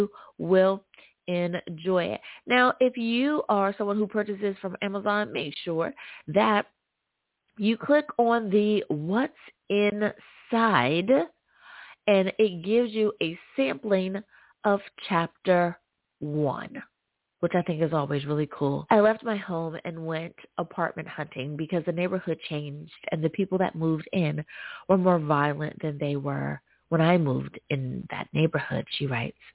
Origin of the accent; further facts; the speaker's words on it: United States; my home country, the good old U.S.